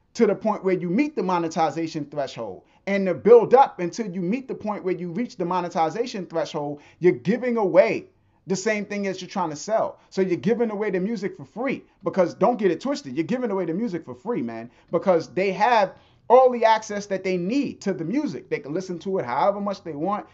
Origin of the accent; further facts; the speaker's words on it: New York, United States; moved away; I grew up in New York